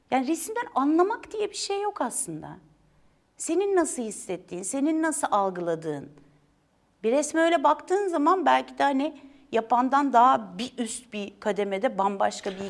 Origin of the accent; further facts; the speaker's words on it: Istanbul, Turkey; Ee, yok Fenerbahçe'de doğdum. Çok Fenerbahçe'yi de çok severim. Sonra Nişantaşı'n